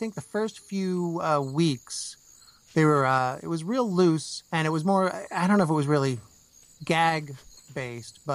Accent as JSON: {"language": "English", "region": "New Jersey", "country": "United States", "tie": "born or raised there", "said": "I grew up in New Jersey"}